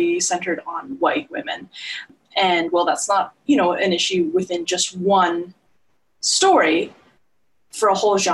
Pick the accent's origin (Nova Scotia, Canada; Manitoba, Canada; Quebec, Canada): Nova Scotia, Canada; I am from Nova Scotia